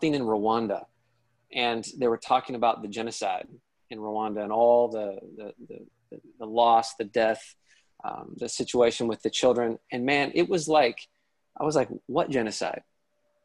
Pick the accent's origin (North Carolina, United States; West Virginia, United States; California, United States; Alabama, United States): West Virginia, United States; moved away as an adult; also born or lived in Chicago / Uganda; I grew up in West Virginia